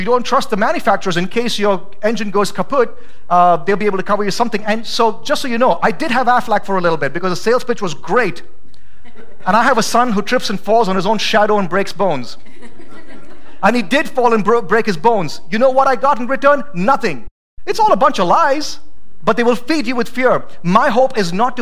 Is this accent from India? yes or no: yes; India; also born or lived in Idaho; now in Boise, United States; I'm not from America. I'm from India.